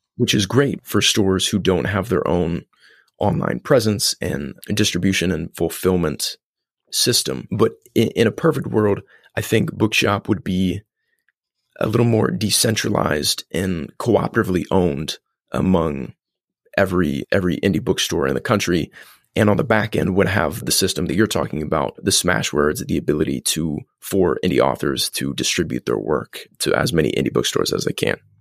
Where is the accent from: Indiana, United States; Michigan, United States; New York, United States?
Indiana, United States; Columbus; grew up in Columbus, Indiana